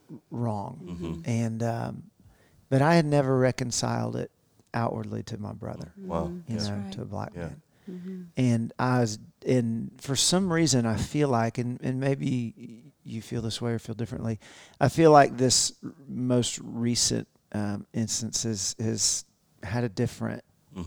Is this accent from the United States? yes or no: yes; the South, United States; We grew up in the South.